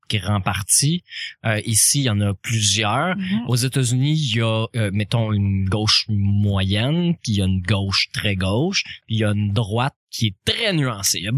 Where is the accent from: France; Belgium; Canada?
Canada; Montreal, Quebec; Ben, on, parle en tant que Montréalais.